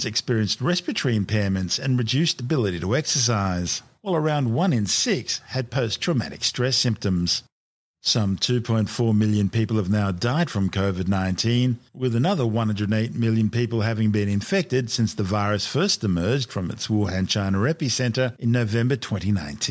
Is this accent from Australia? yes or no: yes; Australia; like most kids growing up in Australia, I live to go skateboarding and surfing after school